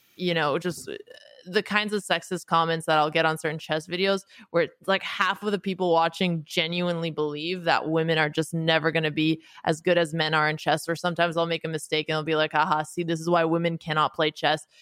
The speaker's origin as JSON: {"language": "English", "country": "Canada", "tie": "born or raised there", "also_born_or_lived": "United States / Bay Area", "moved": "yes", "lives_now": "New York, United States", "said": "I grew up in Canada to a family of Romanian immigrants"}